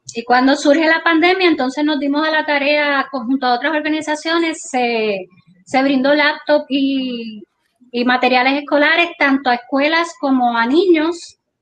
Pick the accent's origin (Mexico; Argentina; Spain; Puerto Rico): Puerto Rico; Guánica; somos de Guánica, que vivimos aquí